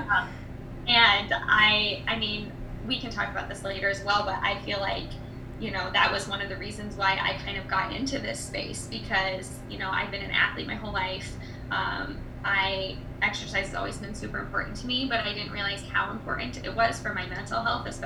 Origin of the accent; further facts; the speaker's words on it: Iowa, United States; moved away as an adult; now in California, United States; I am originally from Iowa